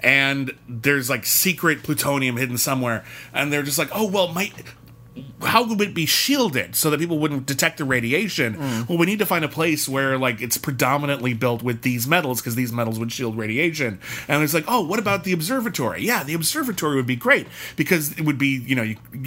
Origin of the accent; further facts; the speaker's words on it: Pasadena, California, United States; I grew up in Pasadena, California